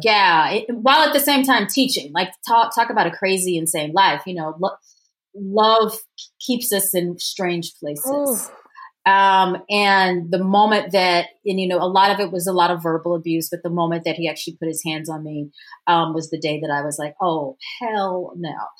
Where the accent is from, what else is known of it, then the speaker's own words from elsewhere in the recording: Louisiana, United States; moved away; also born or lived in Washington, D.C.; I'm from the South. I'm from Louisiana